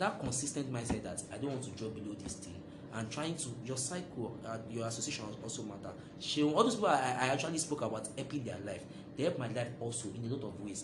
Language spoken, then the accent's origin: English; Lagos, Nigeria; I grew up in Bariga.